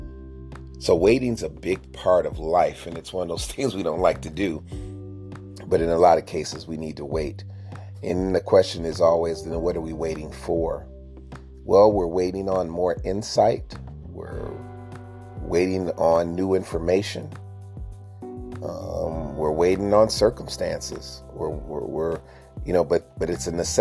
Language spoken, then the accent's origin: English; United States; growing up in America as a kid